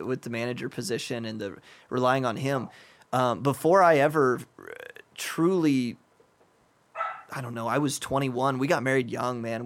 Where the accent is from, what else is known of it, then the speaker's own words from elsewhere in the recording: United States; moved away; an American living in a rich Western country